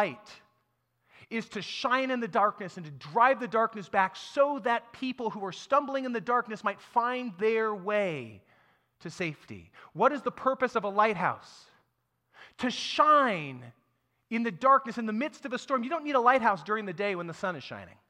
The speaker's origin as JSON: {"language": "English", "country": "United States", "said": "I'm an American in the 21st century"}